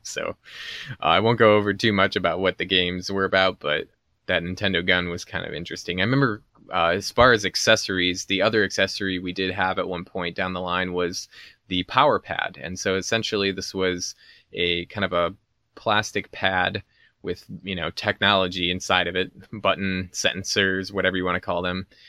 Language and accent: English; Chicago, Illinois, United States; growing up around Chicago and in the nineties